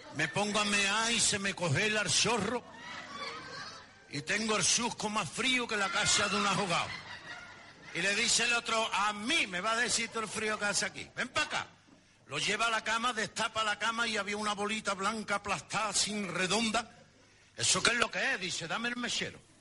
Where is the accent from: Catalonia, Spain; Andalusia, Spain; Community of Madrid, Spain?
Andalusia, Spain; nosotros somos exagerados, los andaluces somos muy exagerados